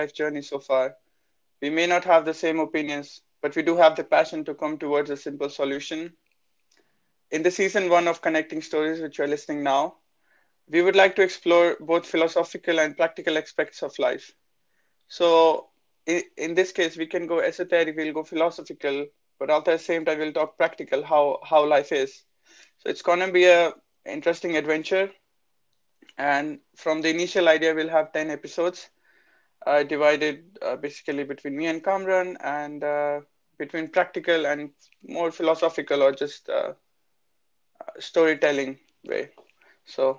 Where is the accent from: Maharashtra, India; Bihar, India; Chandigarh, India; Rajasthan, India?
Chandigarh, India; I'm from India, and I'm from the north, from Chandigarh, is the capital of Punjab